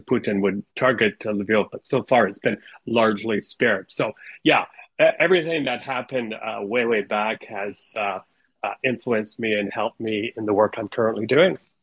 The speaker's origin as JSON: {"language": "English", "town": "Ottawa", "region": "Ontario", "country": "Canada", "tie": "born or raised there", "first_language": "Ukrainian", "said": "we also um, grew up in Ottawa"}